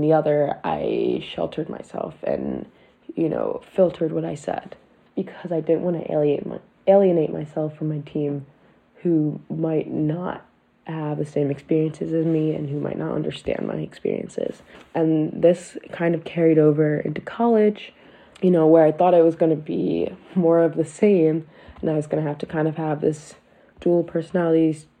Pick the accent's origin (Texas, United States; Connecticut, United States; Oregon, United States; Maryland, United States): Maryland, United States; Baltimore; I was born in Baltimore and raised here.